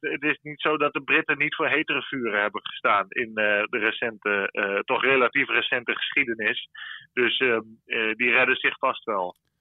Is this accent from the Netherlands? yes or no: yes; Netherlands; wij als Nederlanders